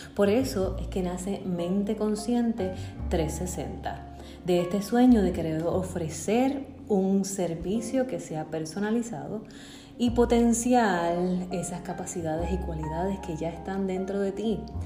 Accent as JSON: {"language": "Spanish", "town": "Bayamón", "country": "Puerto Rico", "tie": "born or raised there", "also_born_or_lived": "Massachusetts", "said": "yo nací en Bayamón, Puerto Rico. Muy feliz de ser puertorriqueña y vivir aquí."}